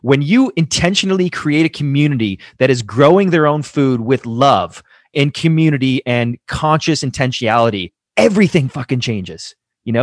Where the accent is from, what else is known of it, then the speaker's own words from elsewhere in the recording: Toronto, Ontario, Canada; I grew up in Toronto, surrounded by concrete